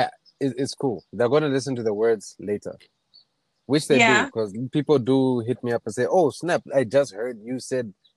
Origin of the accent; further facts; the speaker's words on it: Lusaka, Lusaka Province, Zambia; I come from Lusaka.